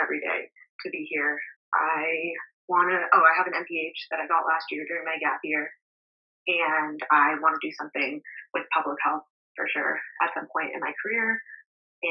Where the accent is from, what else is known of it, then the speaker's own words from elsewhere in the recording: Long Island, New York, United States; moved away as an adult; also born or lived in Boston; now in Colorado, United States; I'm originally from Long Island, New York